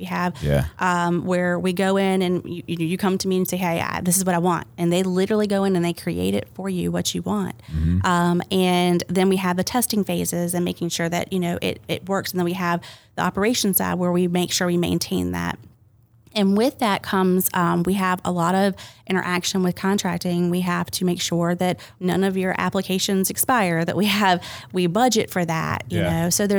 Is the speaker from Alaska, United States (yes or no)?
yes; Sitka, Alaska, United States; born there; Actually, my dad was Coast Guard. So I was born in Alaska.